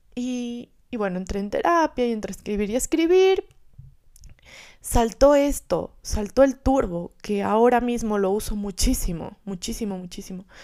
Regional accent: Gualaquiza, Morona Santiago, Ecuador; moved away; yo vengo de un pueblito que se llama Gualaquiza, en el oriente

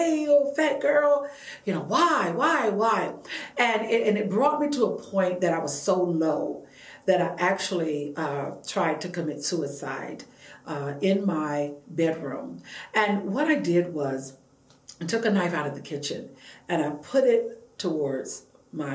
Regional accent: Savannah, Georgia, United States; I was born and raised in Savannah, Georgia.

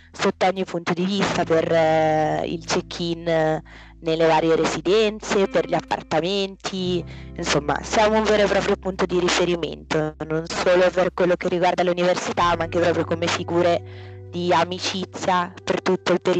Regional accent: Vercelli, Piedmont, Italy; moved away as an adult; ufficialmente vengo da Vercelli che è una piccola provincia del Piemonte, ma inizio università mi sono trasferita a Milano

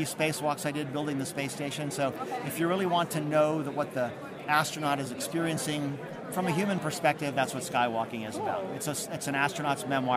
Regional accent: Baltimore, Maryland, United States; my hometown of Baltimore

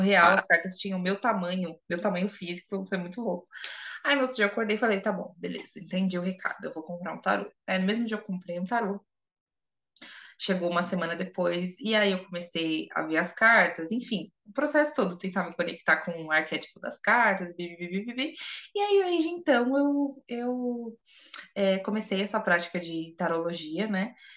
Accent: São Paulo, Brazil; eu sou de São Paulo

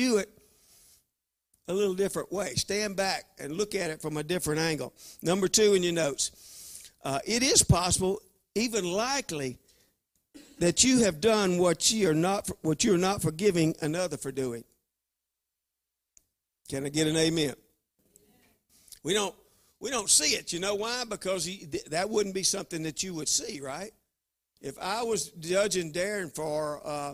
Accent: Louisiana, United States; I'm from Louisiana

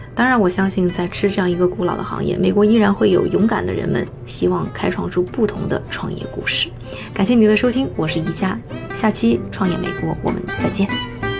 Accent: China; 我们中国人

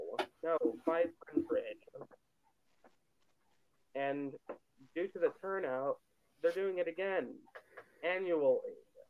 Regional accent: Las Vegas, Nevada, United States; moved away; my hometown of Las Vegas.

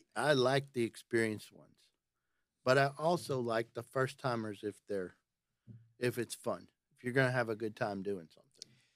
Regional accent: Nashville, Tennessee, United States; I, I'm from Nashville, but I work out of Tullahoma

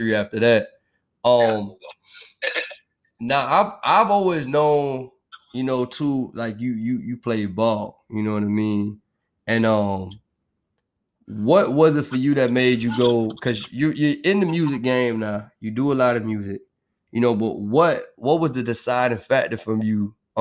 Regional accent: Florida, United States; I'm from Florida

